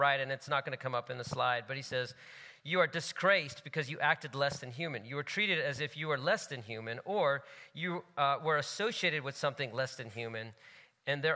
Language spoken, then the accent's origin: English; United States; My parents are from India. They grew up in India. I grew up in the States, my family